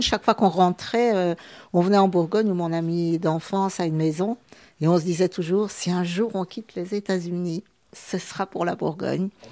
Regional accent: Bolivia; also born or lived in Belgium / United States; now in France; Moi, je suis née en Bolivie, mais ma maman est belge

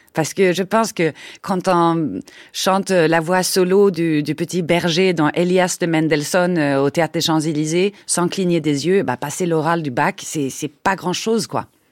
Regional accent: Sweden; French is a second language; moved away as an adult; now in France; je venais de Suède avec un drôle d'accent.

